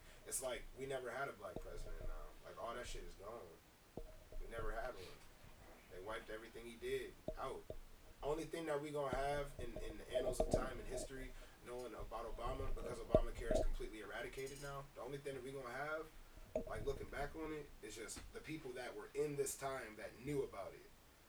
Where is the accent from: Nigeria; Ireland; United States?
United States; Detroit, Michigan; Like, I grew up in Detroit, you know what I mean? I grew up around minorities.